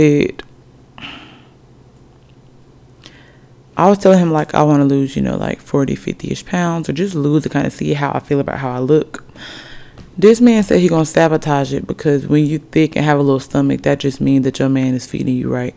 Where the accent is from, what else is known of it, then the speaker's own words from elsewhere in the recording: Alabama, United States; also born or lived in Norfolk, Virginia; technically I'm from Alabama. 256 by way of, I was born in Norfolk, Virginia